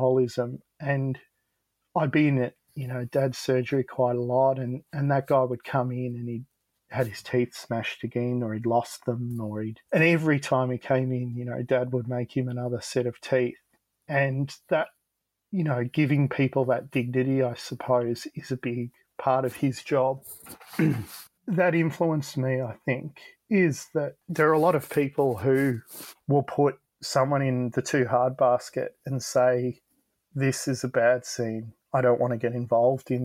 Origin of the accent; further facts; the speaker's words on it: Frankston, Victoria, Australia; we're from Frankston, so it can be pretty rough around here